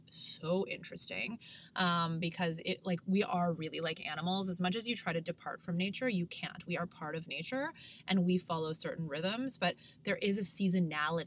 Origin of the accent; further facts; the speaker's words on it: Canada; I'm from Canada